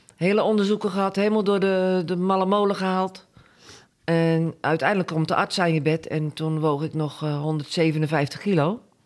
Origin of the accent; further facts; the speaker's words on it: Gorinchem, South Holland, Netherlands; moved away as an adult; now in Boskoop, Netherlands; geboren en getogen in Gorkum